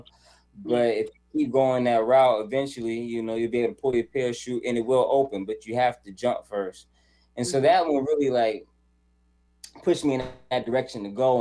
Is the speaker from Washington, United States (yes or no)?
no; Charlotte, North Carolina, United States; moved away as an adult; now in California, United States; I was born and raised in Charlotte, North Carolina, and then um, when I was 24 years old, I moved to California